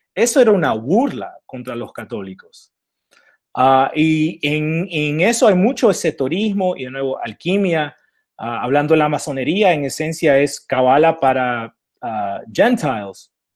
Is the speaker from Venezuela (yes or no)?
no; Alta California, United States; also born or lived in Nicaragua; acá de Alta California, donde nací yo